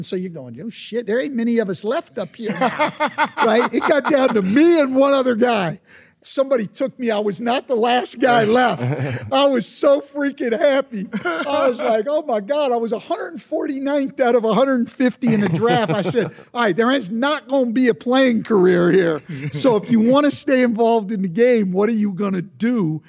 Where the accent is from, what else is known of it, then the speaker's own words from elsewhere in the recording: West Coast, United States; I grew up on the West Coast, they called it Superstars Camp.